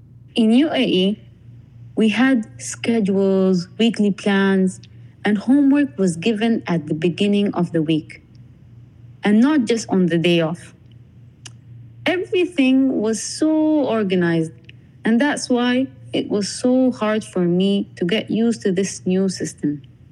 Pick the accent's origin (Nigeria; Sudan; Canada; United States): Sudan; accent: Sudanese; English is a second language; You know, I actually spoke in my Sudanese accent.